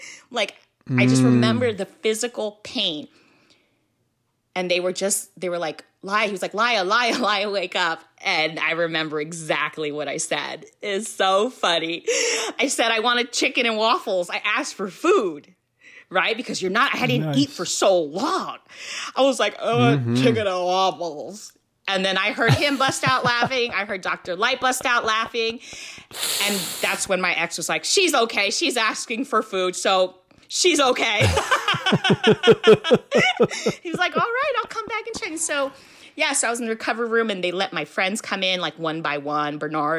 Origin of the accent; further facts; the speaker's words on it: Philippines; You know, you're Filipino, I'm Filipino.